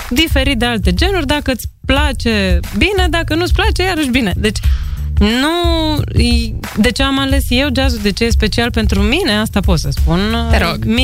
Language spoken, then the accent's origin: Romanian; Iași, Iași County, Romania; also born or lived in Tulcea / Piatra Neamț / Bucharest; Eu sunt bucureșteancă. Adică sunt născută în Tulcea, mă rog, crescută în Iași, Piatra Neamț și mutată în București, 10 ani acolo.